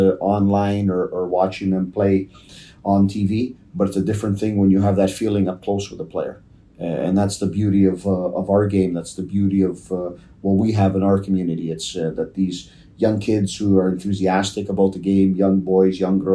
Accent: Toronto, Ontario, Canada; when I was growing up in Toronto, down in the East York area

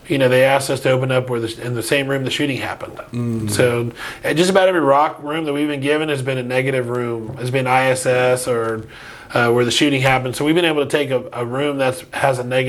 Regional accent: Umatilla, Florida, United States; also born or lived in Miami, Florida; a Cuban kid coming up from Miami and moving into the Scrubs was a huge, huge eye opener

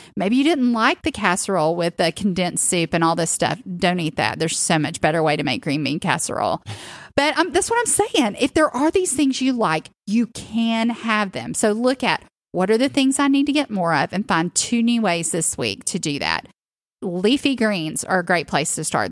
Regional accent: the South, United States; growing up in the South

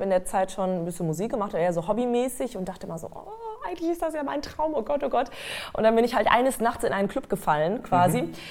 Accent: North Rhine-Westphalia, Germany; aufgewachsen bin ich in Westfalen

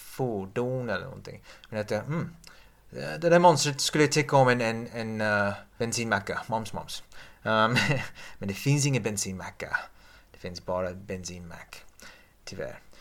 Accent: England, United Kingdom; Swedish is a second language; moved away; jag är engelsman

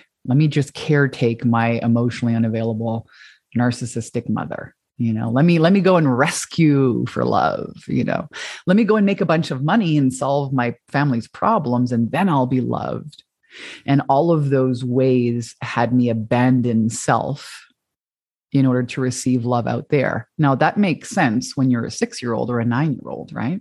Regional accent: Canada; now in Hawaii, United States; I'm Canadian like you and moved to Hawaii

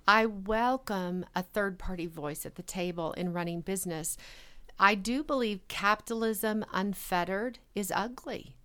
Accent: rural Arkansas, United States; moved away as an adult; also born or lived in Boulder, Colorado / Bay Area, California; now in Fort Collins, United States; I grew up in a place where a lot of people didn't have an opportunity for education.

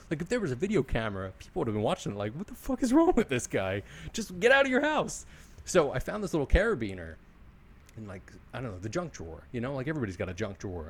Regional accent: Philadelphia, Pennsylvania, United States; I'm from Philly and this is how I am

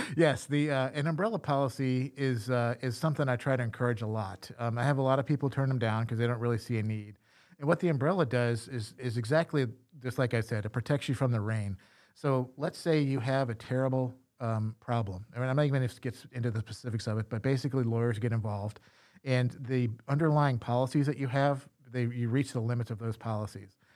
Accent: Louisiana, United States; I'm from Louisiana

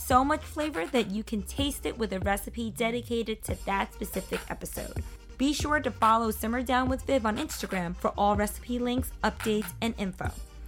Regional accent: Hong Kong; I'm from Hong Kong.

